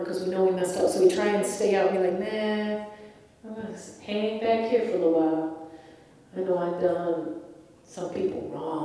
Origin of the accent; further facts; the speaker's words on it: Ireland; I'm Irish